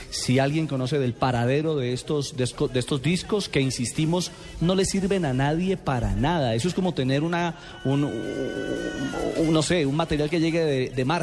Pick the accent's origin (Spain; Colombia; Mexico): Colombia; porque es de gran valor para ustedes y también para nosotros como colombianos, porque es una vitrina muy interesante la que sin duda alguna ustedes iban a, entregarle a nuestro país.